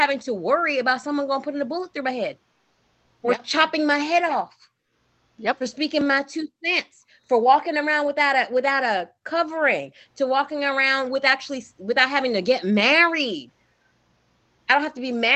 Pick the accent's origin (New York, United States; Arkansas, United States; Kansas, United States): New York, United States; New York City; when I was growing up in Brooklyn, I never saw possibilities of me outside of New York